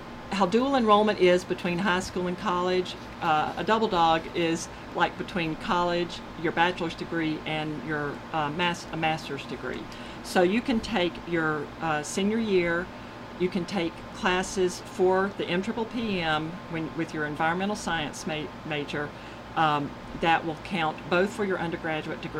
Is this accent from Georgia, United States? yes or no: yes; Barnesville, Georgia, United States; I grew up in Barnesville